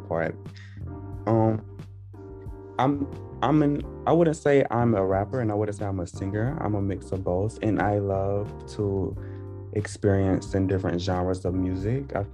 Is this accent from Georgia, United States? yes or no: yes; Statesboro, Georgia, United States; I am from a city called Statesboro in Georgia